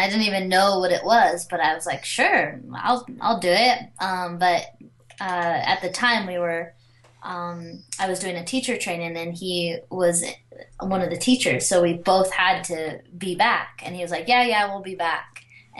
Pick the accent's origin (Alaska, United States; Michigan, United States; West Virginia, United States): Alaska, United States; But I grew up in Alaska